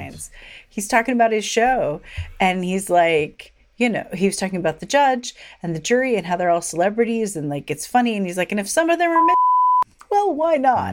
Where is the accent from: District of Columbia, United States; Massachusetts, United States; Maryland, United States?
District of Columbia, United States; Washington; my hometown